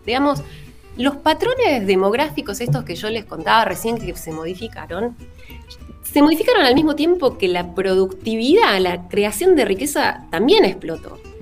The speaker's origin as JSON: {"language": "Spanish", "country": "Argentina", "said": "en el caso de Argentina"}